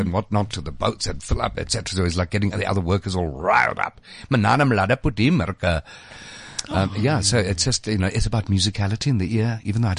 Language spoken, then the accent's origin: English; Eastern Cape, South Africa; I grew up in the Eastern Cape